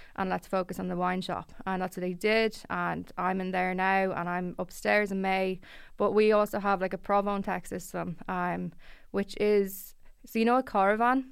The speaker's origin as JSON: {"language": "English", "town": "Dublin", "region": "Leinster", "country": "Ireland", "tie": "born or raised there", "said": "I grew up in Blanche"}